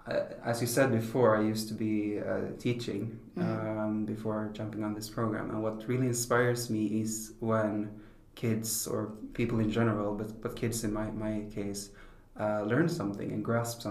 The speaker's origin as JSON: {"language": "English", "region": "southern Sweden", "country": "Sweden", "moved": "yes", "lives_now": "Stockholm, Sweden", "said": "I'm originally from Sweden, a small town in southern Sweden"}